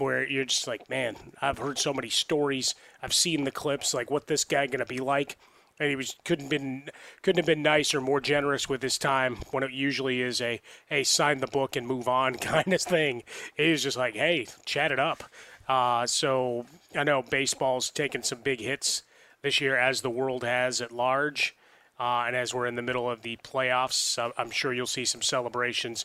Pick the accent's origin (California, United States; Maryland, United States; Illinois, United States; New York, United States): Illinois, United States; Chicago; growing up in Chicago